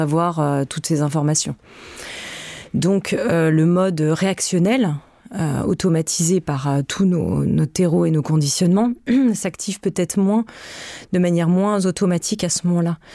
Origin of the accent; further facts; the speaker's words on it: France; Je suis née euh, en France